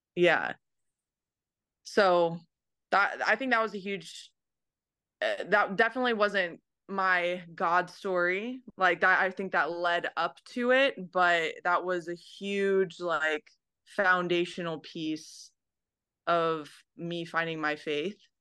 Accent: Merced, California, United States; moved away as an adult; now in Tokyo, Japan; I'm from Merced, California.

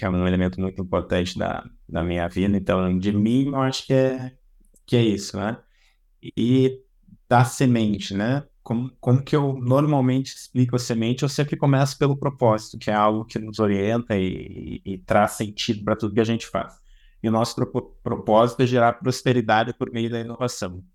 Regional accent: Rio Grande do Sul, Brazil; also born or lived in São Paulo; now in Florianópolis, Brazil; eu tenho 43 anos, eu sou do Rio Grande do Sul, mas já morei bastante tempo em São Paulo, hoje eu resido em Florianópolis.

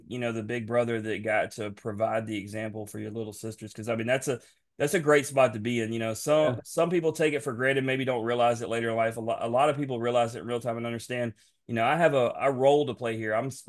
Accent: Memphis, Tennessee, United States; moved away as an adult; now in Southaven, United States; I live in South Haven, Mississippi. It takes me 3 minutes to get into Tennessee, and I'm from Memphis.

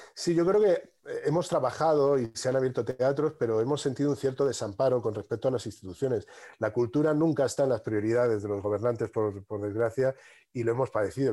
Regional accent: Madrid, Community of Madrid, Spain; me he criado en un barrio al sur de Madrid

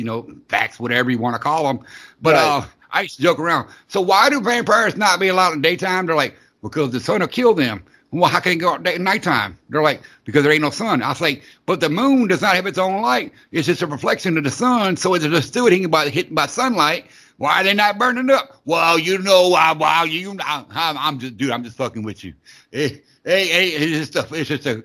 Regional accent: the South, United States; I grew up in the South

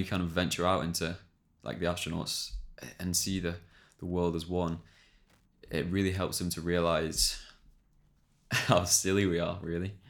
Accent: England, United Kingdom; we're English

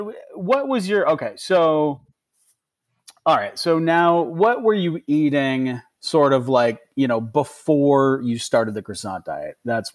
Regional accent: Ithaca, New York, United States; That guy's from my hometown of Ithaca, New York.

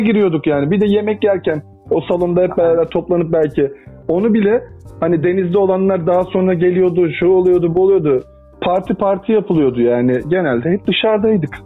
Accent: İzmir, Turkey; also born or lived in Adana; now in Istanbul, Turkey; ben zaten İzmir'de doğdum. Hayatımın belli bir kısmı da İzmir'de geçti

